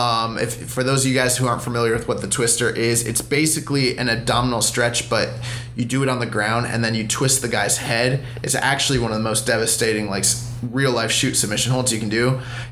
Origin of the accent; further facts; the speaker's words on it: England, United Kingdom; now in United States; And I live in America, but I'm from England.